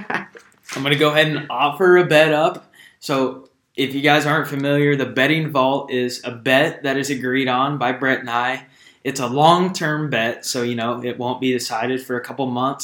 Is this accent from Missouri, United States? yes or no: no; Wichita, Kansas, United States; we're from Wichita